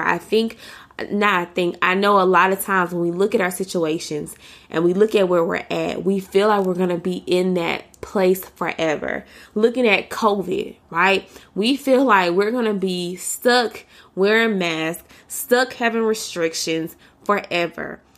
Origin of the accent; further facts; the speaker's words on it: United States; for me as an American, as a black American, as a black woman in America